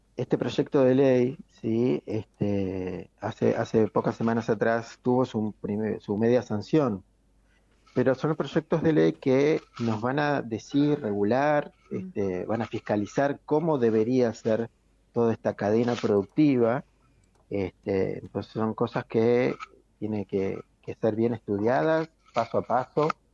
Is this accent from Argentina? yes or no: yes; Argentina